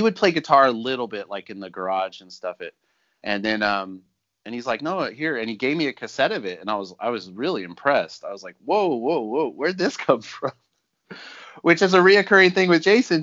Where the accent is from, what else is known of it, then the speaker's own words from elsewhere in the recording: Riverside, California, United States; We grew up in Riverside, which is sort of in the middle of nowhere. It's an hour away from everything cool.